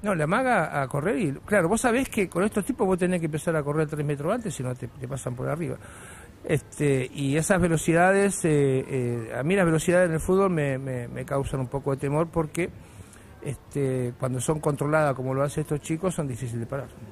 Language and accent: Spanish; Morón, Buenos Aires Province, Argentina; accent: porteño; moved away; also born or lived in Chile; soy argentino